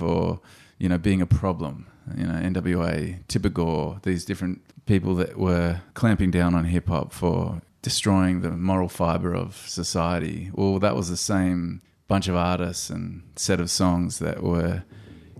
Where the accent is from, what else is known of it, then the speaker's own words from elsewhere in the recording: Blue Mountains, New South Wales, Australia; also born or lived in Campbelltown, New South Wales; as a little white kid growing up in the Blue Mountains, born in Campbelltown, over to the Blue Mountains